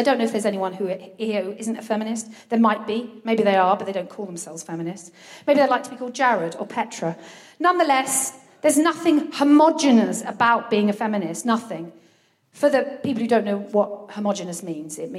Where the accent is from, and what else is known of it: Brighton, South East England, United Kingdom; born or raised there; now in Folkestone, United Kingdom